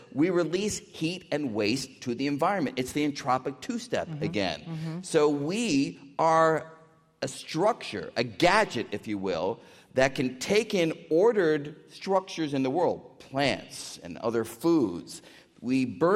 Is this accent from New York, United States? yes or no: yes; New York City, New York, United States; I grew up in New York City